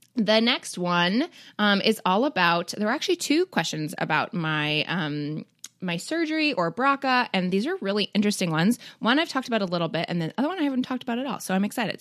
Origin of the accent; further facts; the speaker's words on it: Toronto, Ontario, Canada; I grew up in Toronto